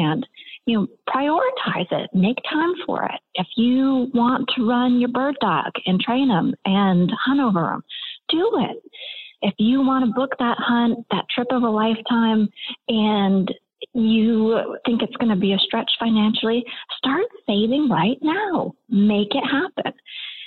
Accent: Maine, United States; I grew up in Maine

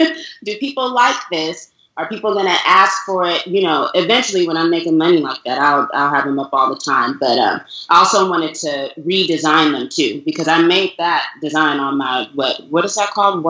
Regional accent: Nigeria; clearly I'm Nigerian, I'm African, so tribe, native language, all of those things are, you know, just a part of who I am.

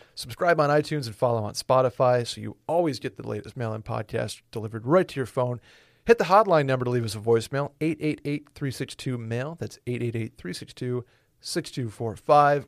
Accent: Northeast, United States; I'm from the Northeast

